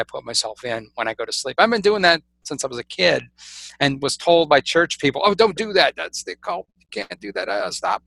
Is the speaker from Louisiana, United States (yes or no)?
yes; South Louisiana, United States; I'm really the black sheep of the family because in South Louisiana, I'm supposed to be, you know, living in a house, working in the family business